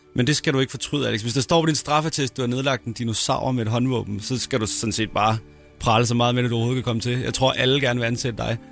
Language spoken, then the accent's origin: Danish; Næstved, Zealand, Denmark; moved away